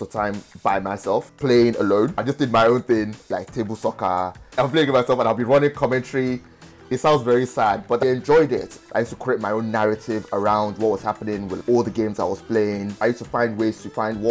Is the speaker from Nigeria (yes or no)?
yes; Nigeria; now in London, United Kingdom; I tell people I'm not Nigerian, I'm British